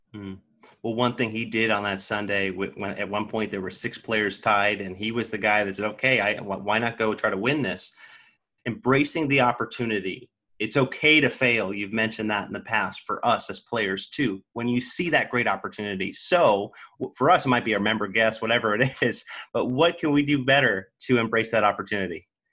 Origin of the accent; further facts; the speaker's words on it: Sacramento, California, United States; also born or lived in Los Angeles; I'm from Sacramento